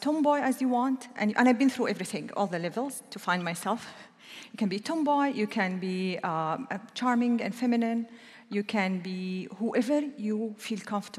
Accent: Saudi Arabia; I'm from Saudi Arabia

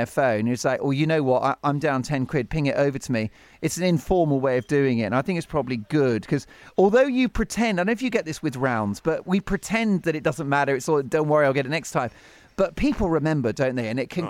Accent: United Kingdom; we're British

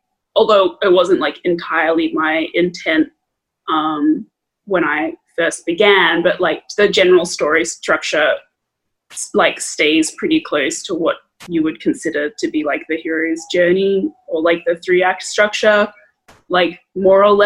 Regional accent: Australia; growing up in Australia

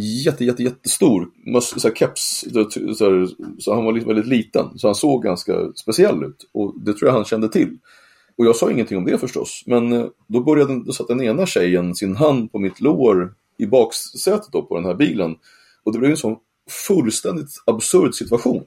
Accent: Sweden; jag är från Sverige

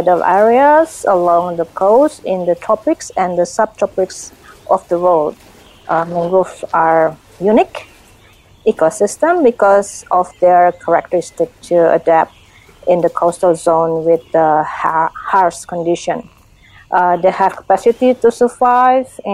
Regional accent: Indonesia; from Indonesia

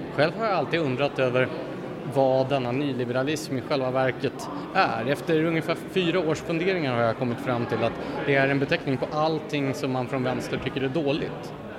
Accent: Gävle, Gävleborg County, Sweden; i Gävle då, där jag, där jag växte upp

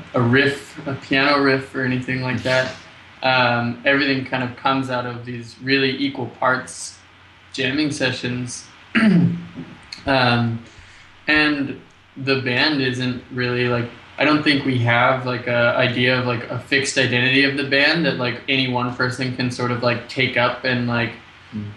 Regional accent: United States; moved away as an adult; now in Montreal, Canada; I'm American

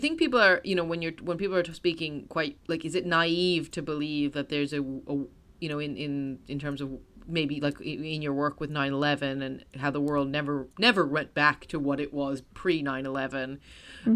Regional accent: United States; as an American

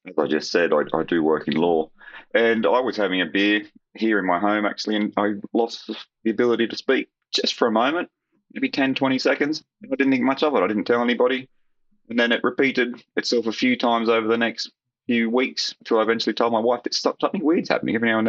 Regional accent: Australia; Not quite the same as Australian home.

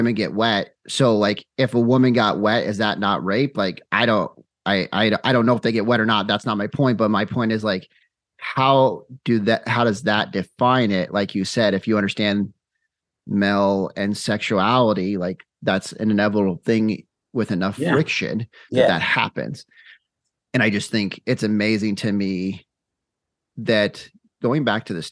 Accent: Phoenix, Arizona, United States; now in Utah, United States; I'm originally from Phoenix, Arizona. Now I live in Utah

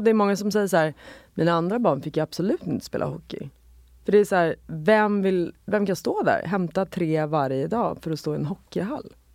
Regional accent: Sollentuna, Stockholm County, Sweden; jag växte upp i Sollentuna

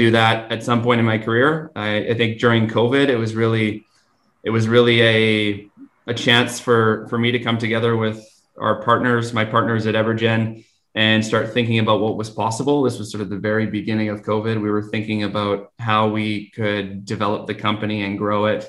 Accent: Vancouver, British Columbia, Canada; also born or lived in Fort Nelson / Fort St. John; I grew up in Vancouver and decided to go away for school

